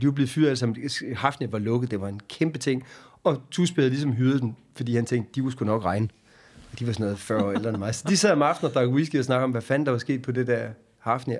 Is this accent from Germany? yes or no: no; Hårby, Southern Denmark, Denmark; Jeg er født i Hårby, på Vestfyn, øh, ned på Assens sygehus, øh, og så opvokset i byen Hårby